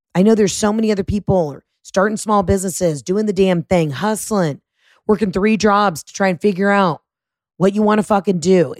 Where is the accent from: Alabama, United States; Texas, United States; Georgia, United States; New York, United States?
Georgia, United States; Atlanta; playing my hometown at the Fox Theater